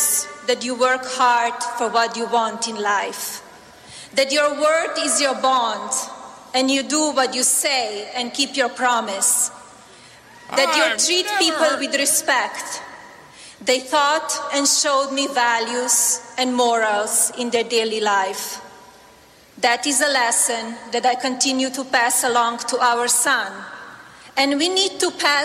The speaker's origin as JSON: {"language": "English", "country": "Slovenia", "tie": "born or raised there", "also_born_or_lived": "Milan / Paris / New York City", "moved": "as an adult", "lives_now": "United States", "said": "I was born in Slovenia, a small, beautiful"}